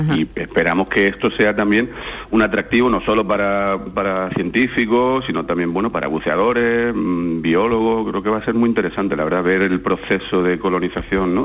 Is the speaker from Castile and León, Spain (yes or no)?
no; Algeciras, Andalusia, Spain; now in La Palma, Spain; toda mi familia que está en Algeciras, yo soy de Algeciras